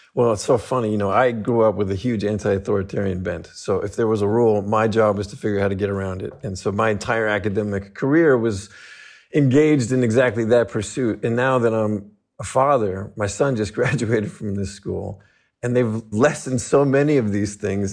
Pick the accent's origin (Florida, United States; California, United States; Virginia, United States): California, United States; Los Angeles; also born or lived in Fresno, California; I was raised in Los Angeles